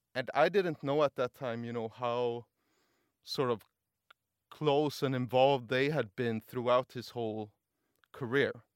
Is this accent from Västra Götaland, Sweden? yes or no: yes; Gothenburg, Västra Götaland, Sweden; now in Stockholm, Sweden; I was just in Gothenburg, my, my hometown, visiting my brother